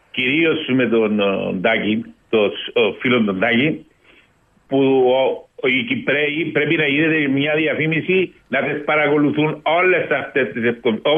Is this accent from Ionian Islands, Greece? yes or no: no; Genagra, South Aegean, Greece; Εγώ κατάγομαι από τα Γέναγρα